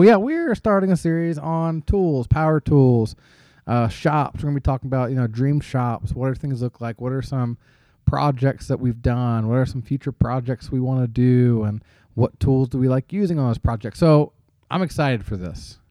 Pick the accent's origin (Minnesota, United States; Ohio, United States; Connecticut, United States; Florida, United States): Ohio, United States; Cincinnati; I am a Cincinnati Reds fan growing up in the Cincinnati area.